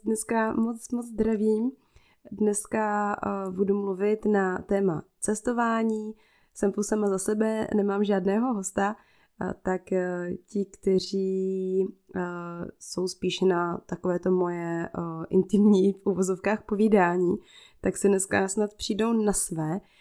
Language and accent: Czech; Czechia; first language Czech; ten svůj komfortní svět tady v Čechách